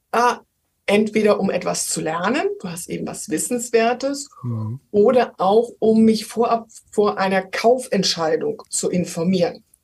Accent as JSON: {"language": "German", "region": "Rhineland", "country": "Germany", "said": "Ich war mal zweieinhalb Jahre in Hamburg, aber ich bin Rheinländerin."}